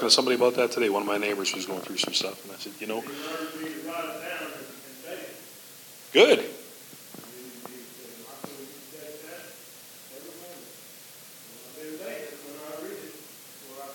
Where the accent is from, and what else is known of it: Canada; born or raised there